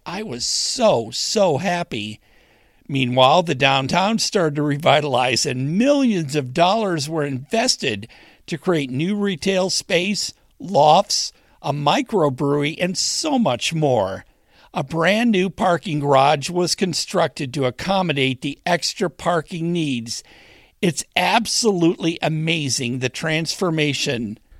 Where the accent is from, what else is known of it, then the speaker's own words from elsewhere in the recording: Westland, Michigan, United States; moved away as an adult; now in Springfield, United States; I grew up in Westland, Michigan, in Wayne County.